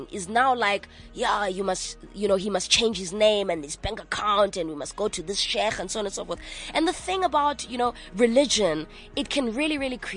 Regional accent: Manchester, North West England, United Kingdom; I grew up in Manchester for a very long time.

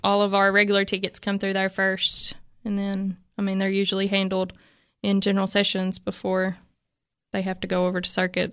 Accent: Moss, Tennessee, United States; I grew up in Moss

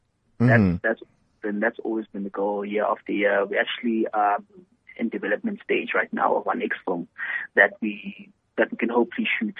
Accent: South Africa; you know, we have no excuse as South African filmmakers to compete at the highest.

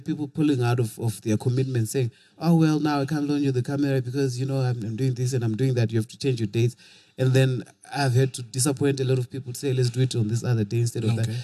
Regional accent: Bulawayo, Zimbabwe; born or raised there; also born or lived in Kwekwe

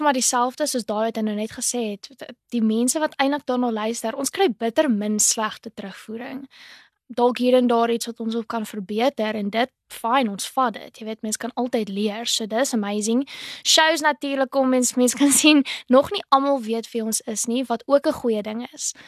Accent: Port Elizabeth, Eastern Cape, South Africa; ek is eintlik van Port Elizabeth ek is 21 jaar oud, so ek het in 2019 matrikuleer

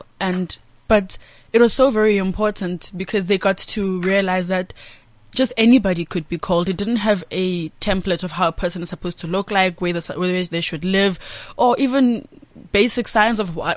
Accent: East Rand, Gauteng, South Africa; also born or lived in Sandton; I was born this side and soon after my parents moved to the East Rand.

